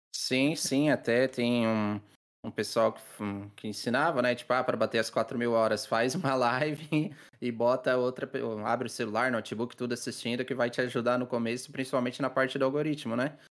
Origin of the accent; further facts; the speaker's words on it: Criciúma, Santa Catarina, Brazil; now in Içara, Brazil; atualmente eu moro na cidade do Mel, na Santa Catarina, na Içara. Mas eu, eu sou de Criciúma